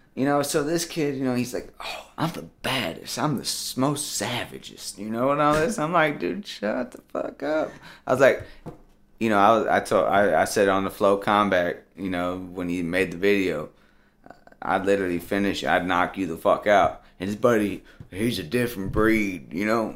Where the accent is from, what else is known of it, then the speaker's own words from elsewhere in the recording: Tennessee, United States; I'm from Tennessee.